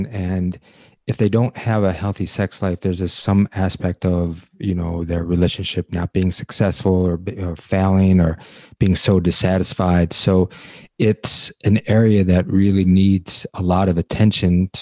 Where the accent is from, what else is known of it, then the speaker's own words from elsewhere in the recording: Detroit, Michigan, United States; I'm from Detroit